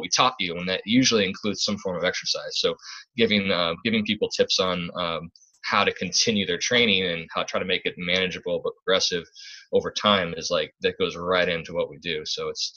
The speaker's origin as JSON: {"language": "English", "region": "Midwest", "country": "United States", "moved": "yes", "said": "I'm from the Midwest"}